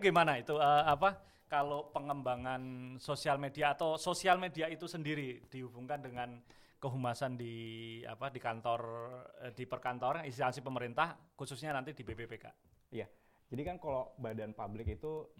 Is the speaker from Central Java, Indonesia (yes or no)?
no; Bandung, West Java, Indonesia; Lahir di Bandung, tapi hmm. orang tua sebetulnya Jawa